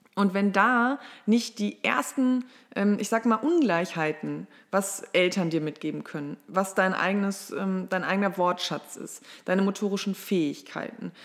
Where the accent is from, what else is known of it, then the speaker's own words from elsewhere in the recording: Mülheim an der Ruhr, North Rhine-Westphalia, Germany; moved away as an adult; now in Marburg, Germany; ich komme aus Mülheim an der Ruhr. Das liegt in NRW zwischen Essen, Oberhausen und Duisburg und bin dort die Tochter einer alleinerziehenden Mutter groß geworden